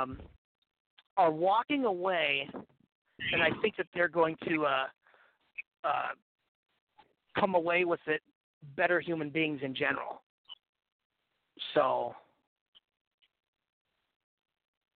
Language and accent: English; Portland, Oregon, United States; also born or lived in St. Louis, Missouri / Canada; I'm not from St. Louis. I'm from Portland, Oregon, but I ended up going to St. Louis in 2009